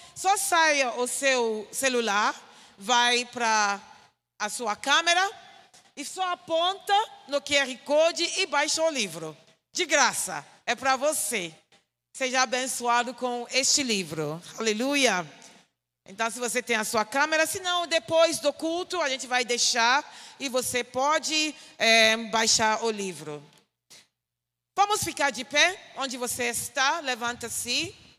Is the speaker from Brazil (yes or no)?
no; Ghana; Portuguese is a second language; sou de Gana. Gana é um pequeno país na parte oeste da África